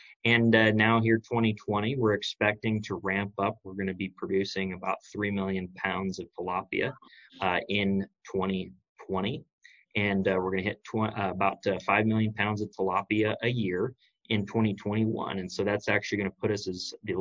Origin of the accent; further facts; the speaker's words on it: Buckeye, Iowa, United States; growing up here in central Iowa, I've been very fortunate to see and have a lot of really great role models in farming, including my parents, including a lot of my neighbors near where I grew up in Buckeye, Iowa